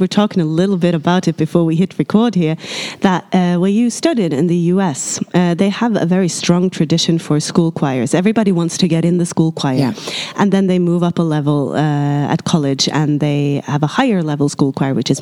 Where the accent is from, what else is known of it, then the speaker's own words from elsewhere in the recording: Norway; I'm from Norway